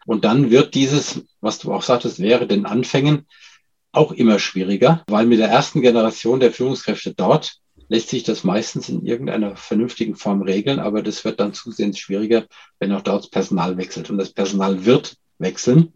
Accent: Germany; als Deutscher

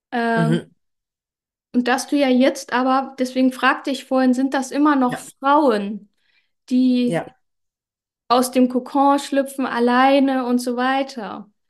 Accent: Germany; Ja, geboren bin ich in Deutschland, aufgewachsen in einer italienischen Großfamilie in einem 5000 Einwohner Dorf.

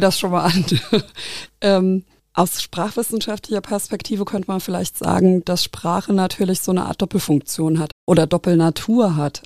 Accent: Nahe valley, Rhineland-Palatinate, Germany; now in Koblenz, Germany; ich bin auch dialektal aufgewachsen, äh, gar nicht so weit weg. Ich komme aus dem Nahetal

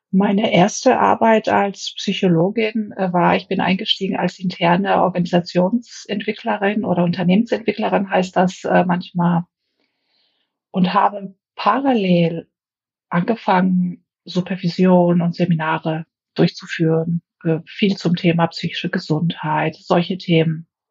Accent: Greece; now in Germany; Ich habe viele Jahre als Griechin in Deutschland gelebt, habe auch einen griechischen Pass gehabt

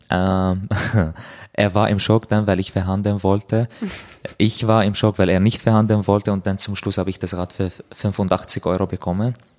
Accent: Damascus, Damascus Governorate, Syria; German is a second language; moved away as an adult; now in Austria; komme aus Syrien, äh, aus Damaskus, lebe seit vier Jahren in Österreich

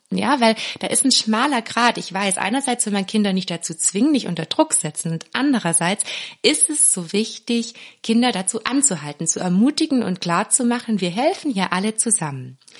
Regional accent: Swabia, Germany; ich bin ja Schwäbin

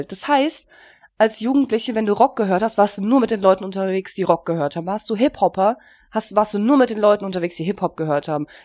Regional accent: Germany; born there; ich bin ja nicht in Russland oder in der Ukraine aufgewachsen, ich bin in Deutschland geboren. Ich habe auch erst mit elf angefangen, Russisch zu reden

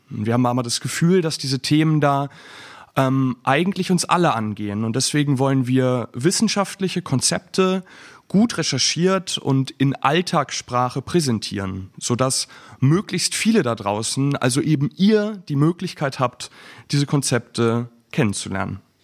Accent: Bielefeld, North Rhine-Westphalia, Germany; moved away as an adult; now in Flensburg, Germany; ich bin 25 Jahre alt, ich komme aus Bielefeld ursprünglich

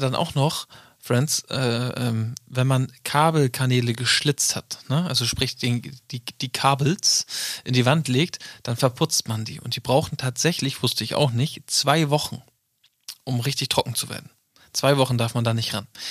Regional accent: Northern Germany, Germany; ich komme aus dem Norden

